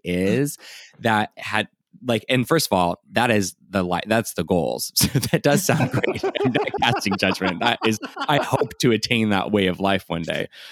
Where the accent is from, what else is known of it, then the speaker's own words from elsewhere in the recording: San Diego, California, United States; I also was born and raised in San Diego